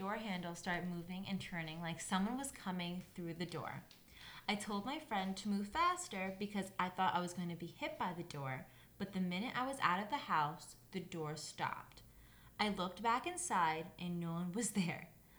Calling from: Indiana, United States

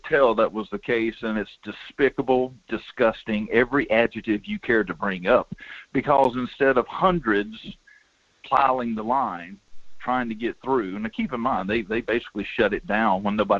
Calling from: Denali, Alaska, United States; Morning, Mike. It's … out of Denali.

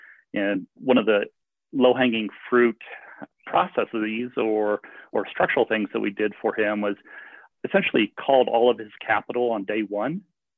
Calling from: Eagle, Colorado, United States; also born or lived in Boulder, Colorado; kind of followed Elizabeth to Eagle County in Colorado. So I'm calling you from Eagle, Colorado this morning.

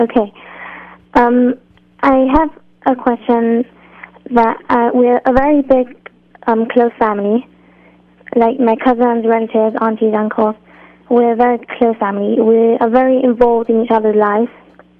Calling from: London, United Kingdom; I'm actually calling from London.

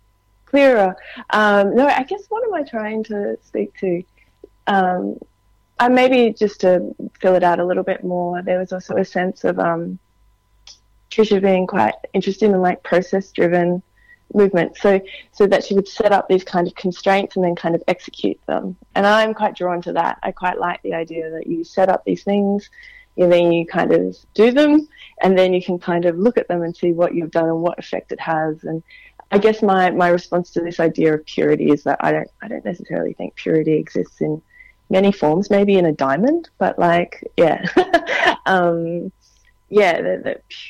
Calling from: New South Wales, Australia; I'm calling you from my lounge room. I'm sitting beside a window staring into a big oak tree on Gadigal land.

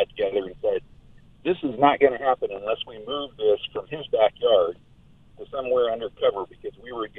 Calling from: Greeley, Colorado, United States; I'm calling you from Aircare, Colorado in Greeley.

